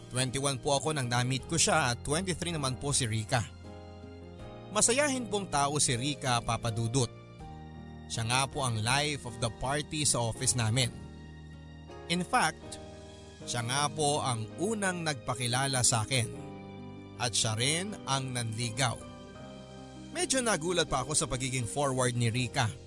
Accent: Mimaropa, Philippines; moved away as an adult; also born or lived in Manila; now in Dubai, United Arab Emirates; Taga-Oriental Mindoro po ako originally ang aking pamilya. Pero noong ako ay mag-college na ay nagpamaynila na po ako. And eventually ay doon na rin po ako nakapag-relocate at naiwan na ang aking mga magulang sa Mindoro.

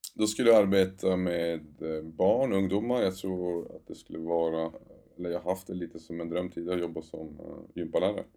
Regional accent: Luleå, Norrbotten County, Sweden; moved away; det är Luleå, min hemstad också.

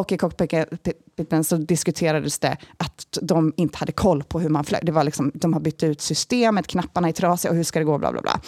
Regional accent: Sweden; jag är svensk

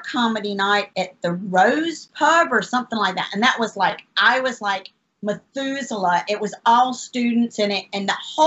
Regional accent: Norwich, East of England, United Kingdom; moved away as an adult; also born or lived in Charlotte Gastonia area, North Carolina; now in North Carolina, United States; I'm from Norwich.

